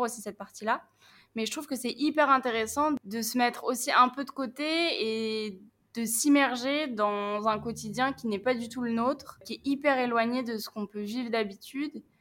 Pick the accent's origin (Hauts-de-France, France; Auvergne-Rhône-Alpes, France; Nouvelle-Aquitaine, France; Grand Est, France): Hauts-de-France, France; Picardy; moved away; j'ai 24 ans, euh, je viens de Picardie